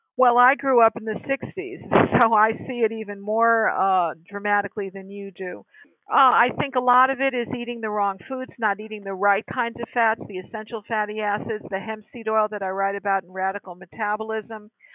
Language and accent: English; Connecticut, United States; moved away as an adult; also born or lived in California; I was hired from my home state of Connecticut to come to the great state of California